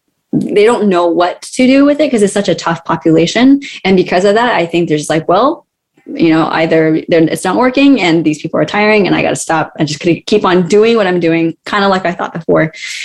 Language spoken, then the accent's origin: English; California, United States; now in Durham, United States; It has been a bit of a shift because I moved from California. And for me, I will always be a California girl.